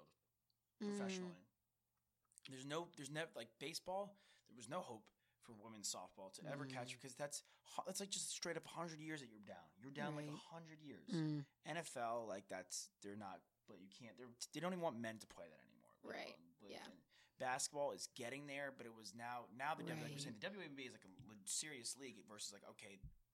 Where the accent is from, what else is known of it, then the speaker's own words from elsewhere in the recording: Long Island, New York, United States; moved away as an adult; I'm from Long Island